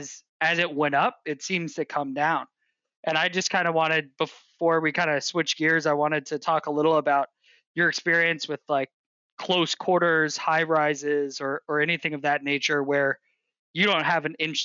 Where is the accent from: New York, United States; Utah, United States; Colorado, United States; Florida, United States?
New York, United States; New York City; I grew up in New York City